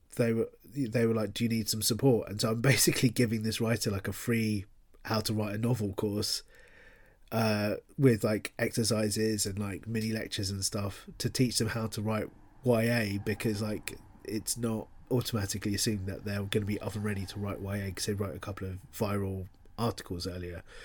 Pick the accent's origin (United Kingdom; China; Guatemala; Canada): United Kingdom; London; moved away as an adult; now in Bristol, United Kingdom; I'm a classic Londoner in that I grew up in London